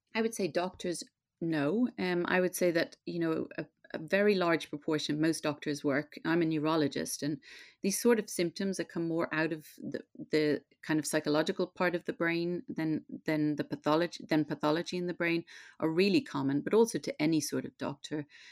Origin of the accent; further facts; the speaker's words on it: Ireland; now in London, United Kingdom; I grew up in Catholic Ireland in that very Catholic time.